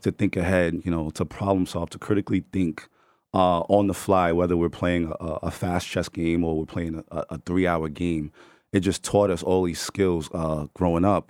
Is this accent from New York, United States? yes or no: yes; New York City, New York, United States; We're from the Bronx